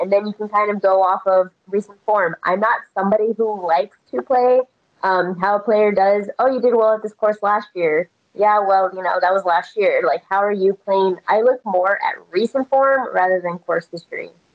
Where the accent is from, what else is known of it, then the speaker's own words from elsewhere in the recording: Texas, United States; moved away; also born or lived in Las Vegas; I'm born and raised in Texas, and so college football is like in our blood.